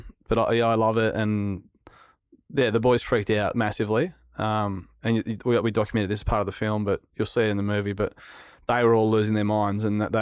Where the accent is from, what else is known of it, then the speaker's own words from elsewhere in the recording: Narrabeen, New South Wales, Australia; Yeah, like, I grew up in Narrabeen. Damien Hardman was in my street. He was a world champion surfer. I caught the bus to school with Nathan Hedge and all these pro surfers